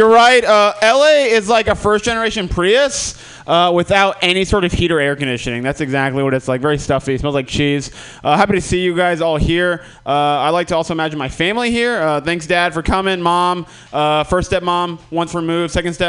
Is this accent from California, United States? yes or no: no; Florida, United States; now in Los Angeles, United States; I just live there, all right? All right, I'm from Florida, all right?